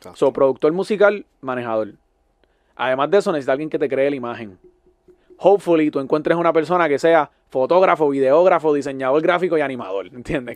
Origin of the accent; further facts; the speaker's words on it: Puerto Rico; moved away as an adult; now in Miami, United States; uno como puertorriqueño